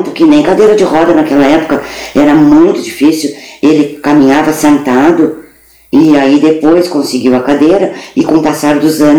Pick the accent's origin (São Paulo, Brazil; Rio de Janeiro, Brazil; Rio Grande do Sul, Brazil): Rio Grande do Sul, Brazil; Pelotas; born there; No Areal eu nasci em casa.